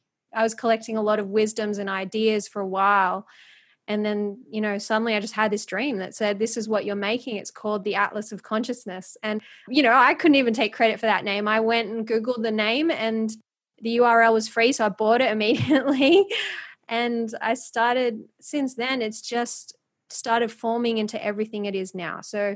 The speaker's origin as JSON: {"language": "English", "country": "Philippines", "said": "I always had this feeling in the background because of being Filipino. I just always knew I wanted to do something, because I went to the Philippines and I just saw how much poverty there was."}